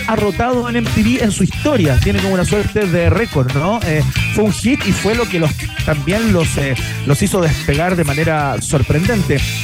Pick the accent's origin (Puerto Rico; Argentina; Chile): Chile; como chilenos